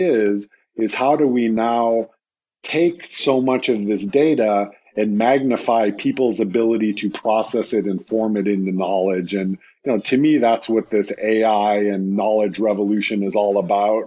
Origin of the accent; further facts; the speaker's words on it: United States; speaking as an American